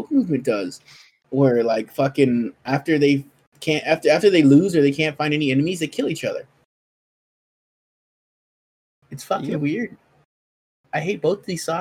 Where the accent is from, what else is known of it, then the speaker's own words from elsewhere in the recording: Compton, California, United States; growing up in Compton